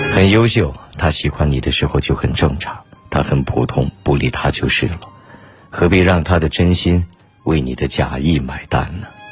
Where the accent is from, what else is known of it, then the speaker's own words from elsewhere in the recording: China; 作为中国人， 任何比赛当然都是希望中国人能够赢下的